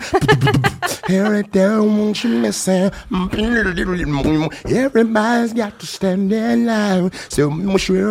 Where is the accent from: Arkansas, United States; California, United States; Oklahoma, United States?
Oklahoma, United States; Oklahoma City; I grew up in Oklahoma City